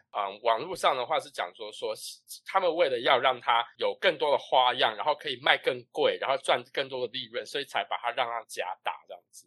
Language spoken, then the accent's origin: Chinese; Taiwan; moved away; 我身为一个台湾人